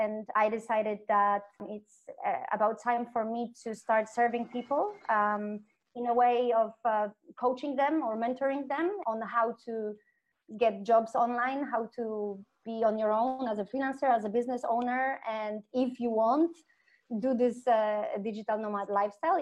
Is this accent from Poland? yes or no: yes; Kraków, Lesser Poland, Poland; moved away as an adult; now in Mexico; I'm from Kraków, in the south part of Poland, second biggest city